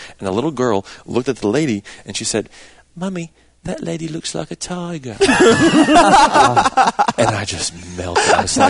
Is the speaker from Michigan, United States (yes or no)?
no; New Jersey, United States; I'm from New Jersey.